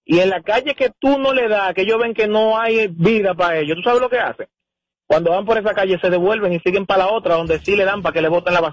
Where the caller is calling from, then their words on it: Santo Domingo Este, Distrito Nacional, Dominican Republic; yo soy de Lucerna.